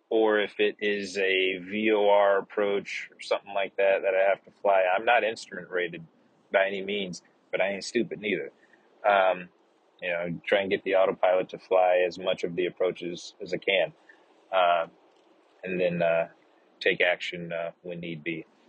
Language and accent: English; the south portion of the United States, Southern United States, United States; accent: southern; also born or lived in West Coast, United States; now in Austin, United States; got my southern accent back